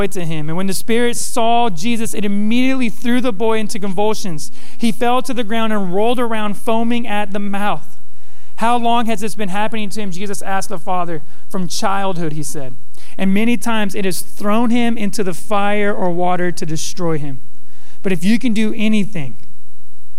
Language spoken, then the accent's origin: English; Modesto, California, United States; I grew up in the West Coast in a ghetto town, Modesto